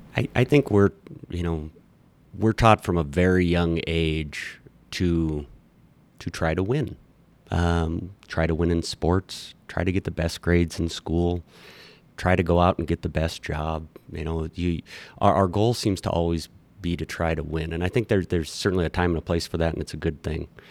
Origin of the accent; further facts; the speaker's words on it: Miles City, Montana, United States; now in Bozeman, United States; I was born in Miles City. I was, I'm a quote unquote original Montanan